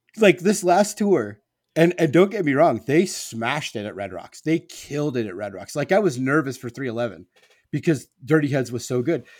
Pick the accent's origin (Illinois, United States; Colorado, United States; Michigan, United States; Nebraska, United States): Nebraska, United States; I grew up in Nebraska